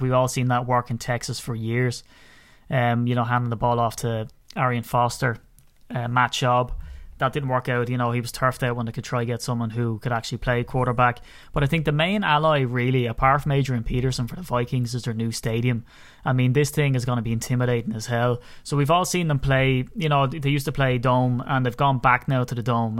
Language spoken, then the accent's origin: English; County Wicklow, Ireland; I'm from Wicklow.